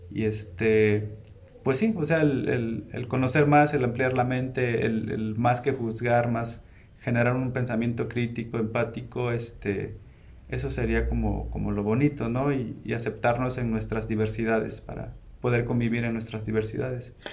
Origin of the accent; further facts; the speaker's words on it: Mexico; yo pinto mucho arte relacionado a, a mi pueblo, que es New Sabio indígena. Y a pesar de que en México existen 68 lenguas